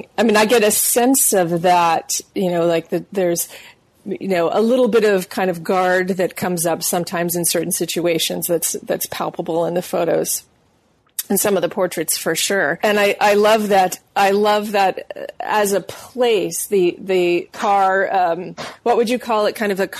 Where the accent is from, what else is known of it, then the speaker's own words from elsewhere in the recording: New England, United States; You and I share a similarity in that we're both from New England, and we both went to New Mexico.